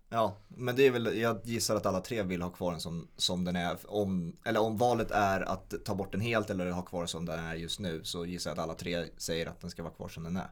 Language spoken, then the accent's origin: Swedish; Sweden; som svensk